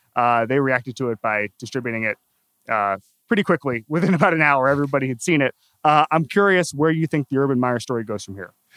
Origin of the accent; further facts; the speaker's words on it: Orlando, Florida, United States; I'm from Orlando